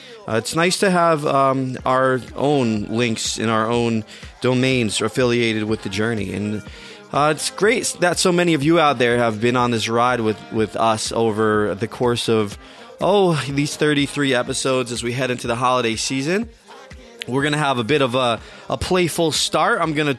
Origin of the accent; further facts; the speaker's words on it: New York City, New York, United States; my hometown area of NFT NYC